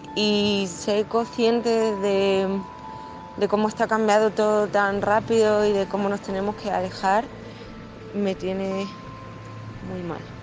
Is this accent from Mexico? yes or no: no; Chile; now in Marseille, France; soy chilena, vivo en Marsella desde hace varios años